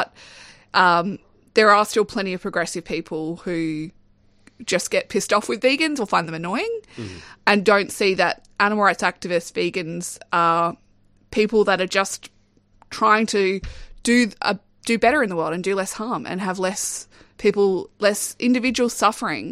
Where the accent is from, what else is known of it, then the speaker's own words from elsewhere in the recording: Darwin, Northern Territory, Australia; growing up in Darwin